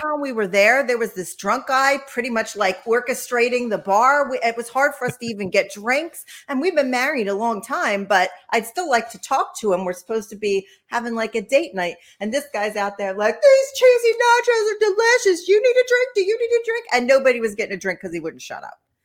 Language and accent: English; Philadelphia, Pennsylvania, United States; I'm from Philly